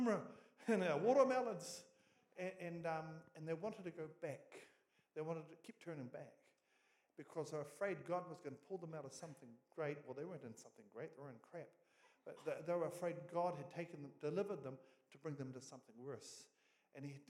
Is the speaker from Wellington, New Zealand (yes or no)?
no; Oamaru, Otago, New Zealand; moved away as an adult; now in Gisborne, New Zealand; In Oamaru, North Otago, is where we were from originally